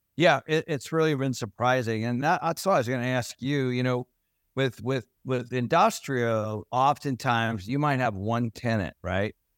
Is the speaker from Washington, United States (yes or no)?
yes; Everett, Washington, United States; I grew up in Everett